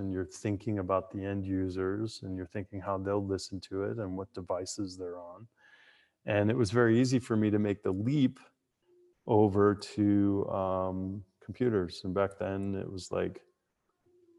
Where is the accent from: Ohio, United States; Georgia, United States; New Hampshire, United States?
New Hampshire, United States; Merrimack; also born or lived in Massachusetts; I grew up in New Hampshire, born in Massachusetts, grew up in New Hampshire, South Central New Hampshire